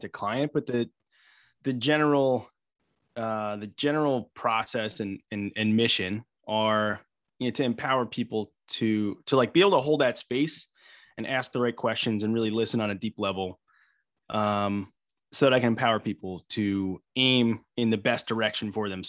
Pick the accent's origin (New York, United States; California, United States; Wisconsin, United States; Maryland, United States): New York, United States; Long Island; I am born and bred in New York, grew up on Long Island